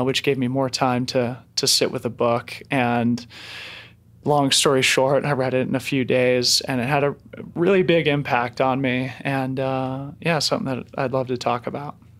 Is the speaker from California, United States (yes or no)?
no; Boulder, Colorado, United States; who I grew up with here in Boulder